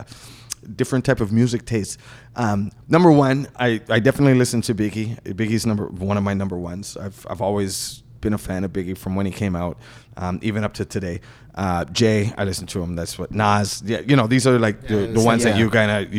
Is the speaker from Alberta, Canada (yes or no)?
no; Toronto, Ontario, Canada; I grew up in Markham Road